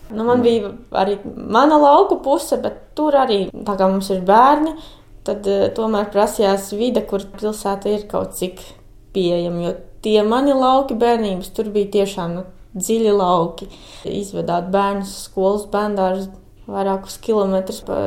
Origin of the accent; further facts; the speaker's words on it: Mārupa, Mārupa Municipality, Latvia; moved away as an adult; also born or lived in Tukums area; now in Pļaviņas, Latvia; Es arī esmu no Pierīgas, no Mārupas.